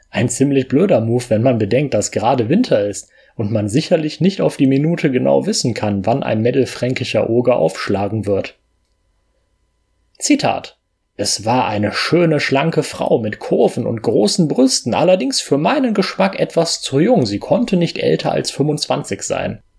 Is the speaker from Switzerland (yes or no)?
no; Germany; Jetzt bin ich selber Deutsche und mein IQ in Österreich ist nicht so hoch.